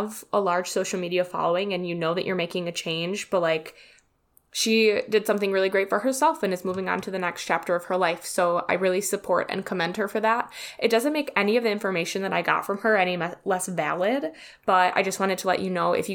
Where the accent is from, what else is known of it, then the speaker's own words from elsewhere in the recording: Wisconsin, United States; accent: Wisconsin; I'm from Wisconsin and I have such a disgusting Wisconsin accent.